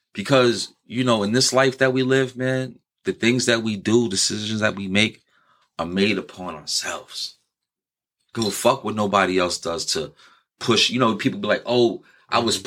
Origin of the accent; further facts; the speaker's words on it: New York City, New York, United States; I'm from New York. I'm from New York City where every everybody's out for themselves